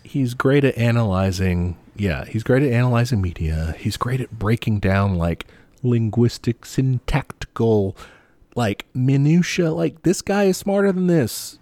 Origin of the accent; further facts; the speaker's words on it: United States; as an American